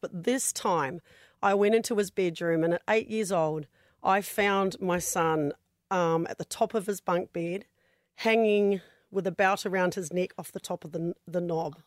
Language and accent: English; New Zealand; now in Australia; I'm from New Zealand